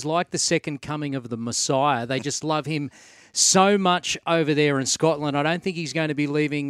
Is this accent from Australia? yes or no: yes; Australia; accent: Australian; a Scotsman heard my Australian accent